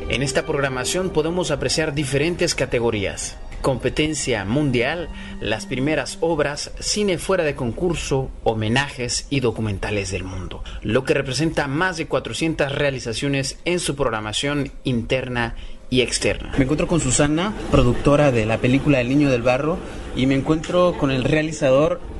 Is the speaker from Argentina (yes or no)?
no; Belgium; se suicidó arrojándose de un castillo medieval en mi ciudad natal de Gran